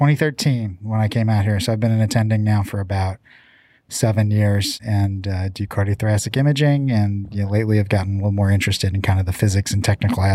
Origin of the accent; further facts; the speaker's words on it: Missouri, United States; moved away as an adult; also born or lived in St. Louis; now in Arizona, United States; So, you know, I'm from the Midwest originally, a little town about an hour south of St. Louis. You know, grew up, spent a lot of time outdoors